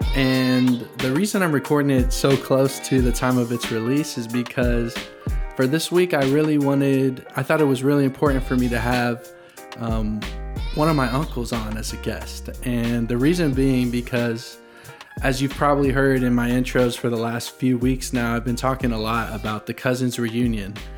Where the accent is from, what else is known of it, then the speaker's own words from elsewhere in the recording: Franklin, Tennessee, United States; also born or lived in Nashville; I was born in Nashville, grew up in Franklin, and it's a place I'm proud to call my hometown